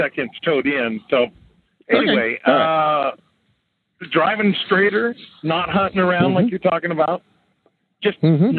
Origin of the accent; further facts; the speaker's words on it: California, United States; now in Oregon, United States; In fact, I'm a transplant from California to Oregon.